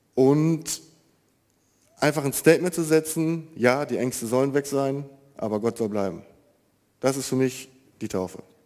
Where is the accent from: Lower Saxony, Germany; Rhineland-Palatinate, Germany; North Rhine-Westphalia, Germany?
North Rhine-Westphalia, Germany; Marienfeld; ich bin 26 Jahre alt, komme aus Marienfeld